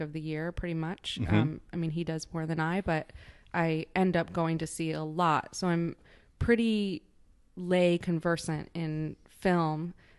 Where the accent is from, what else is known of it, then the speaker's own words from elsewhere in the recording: Midwest, United States; now in New York, United States; I've been living in New York for almost 20 years. I'm from the Midwest. I am pretty provincial in terms of my upbringing.